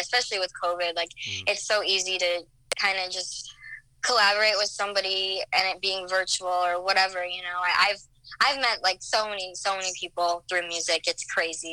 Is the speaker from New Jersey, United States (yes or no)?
no; Omaha, Nebraska, United States; now in Chicago, United States; I'm originally from Nebraska. I'm from the Omaha area.